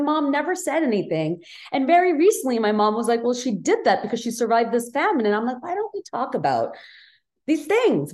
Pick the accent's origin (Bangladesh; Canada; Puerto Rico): Bangladesh; now in United States; I grew up in Bangladesh